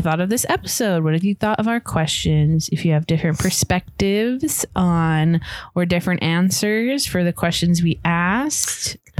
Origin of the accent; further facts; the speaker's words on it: California, United States; Know that I'm from California. I think we make it very obvious.